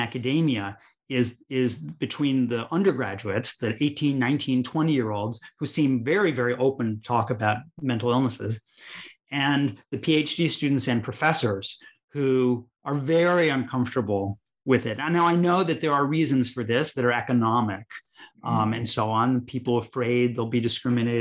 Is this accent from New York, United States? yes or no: no; Chicago, Illinois, United States; where I grew up in Chicago, Illinois